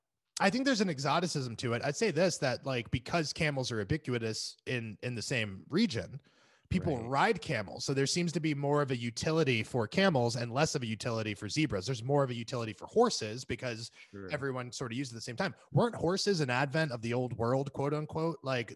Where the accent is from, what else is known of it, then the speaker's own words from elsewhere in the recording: Florida, United States; now in California, United States; We grew up in Florida, and especially a part of Florida that still had some farmland next to it.